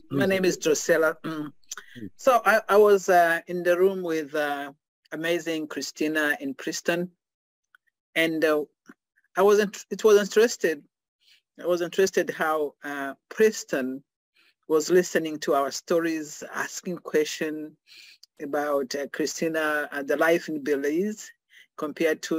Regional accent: Rwanda; moved away; I survived the genocide. I was there in 1994. So he was asking if, uh, when I say I'm from Rwanda

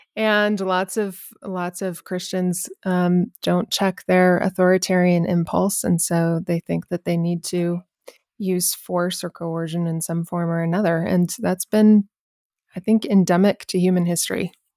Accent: New Mexico, United States; I'm actually born and raised in New Mexico.

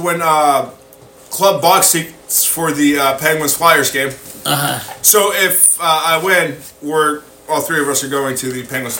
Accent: Canada; As a Canadian, whoa.

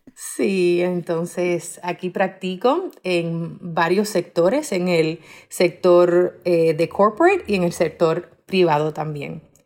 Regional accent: Miami, Florida, United States; also born or lived in Cuba / Minnesota; yo nací en Cuba eh, y a los siete años de edad mi familia y yo emigramos a los Estados Unidos en un barco, en un bote. Somos inmigrantes, muy orgullosamente inmigrantes. Eh, after that, I grew up in Miami

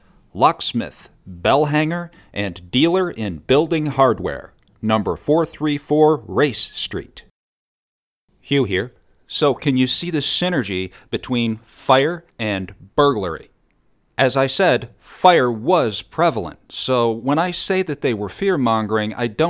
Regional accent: Oneida, New York, United States; just a hop, skip, and a jump from where I grew up in Oneida, New York.

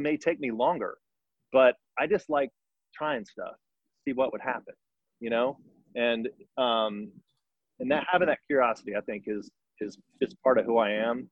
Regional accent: Richardson, Texas, United States; I grew up in Richardson, Texas.

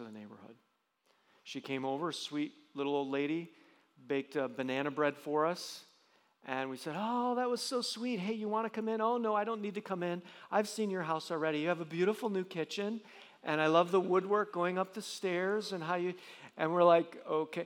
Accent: Johnson City, New York, United States; I grew up in Johnson City, New York.

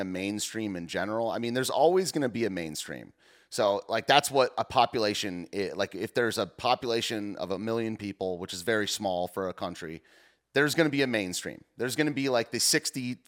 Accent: Detroit, Michigan, United States; I'm from the Detroit area

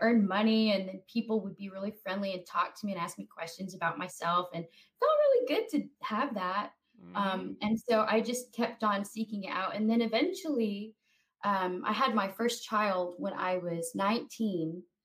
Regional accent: Roswell, United States; moved away; I grew up in Roswell

